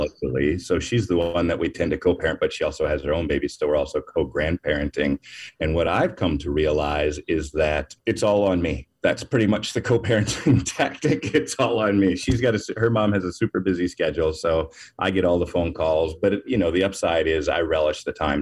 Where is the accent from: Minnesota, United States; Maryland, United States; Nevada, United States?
Minnesota, United States; Minneapolis; I'm from Minneapolis.